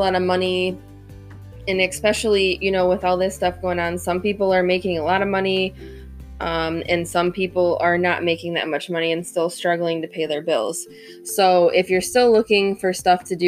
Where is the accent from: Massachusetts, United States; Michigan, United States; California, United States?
Michigan, United States; I'm from Michigan.